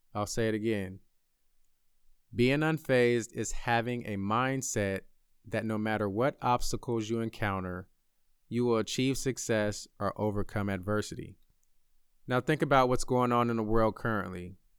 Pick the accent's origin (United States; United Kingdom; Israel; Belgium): United States; Bay Area, California; moved away as an adult; my hometown of the Bay Area